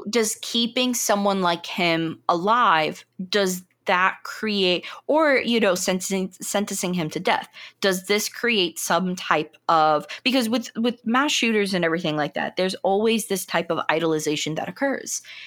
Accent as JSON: {"language": "English", "country": "United States", "said": "being an American"}